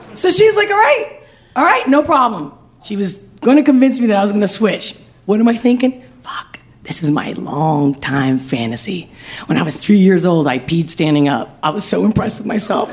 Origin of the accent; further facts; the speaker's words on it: Spain; I'm from Spain